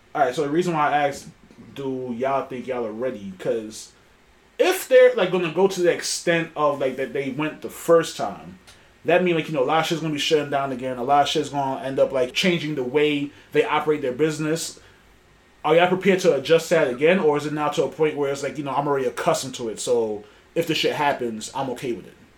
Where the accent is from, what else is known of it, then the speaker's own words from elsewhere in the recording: New York City, New York, United States; we're from New York City